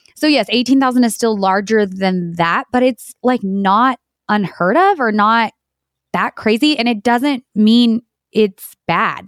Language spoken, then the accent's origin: English; New Mexico, United States; born and raised in New Mexico my entire life on a dairy farm